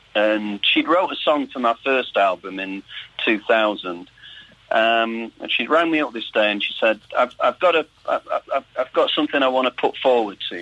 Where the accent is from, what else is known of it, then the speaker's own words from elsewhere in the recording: Salford, North West England, United Kingdom; growing up in Salford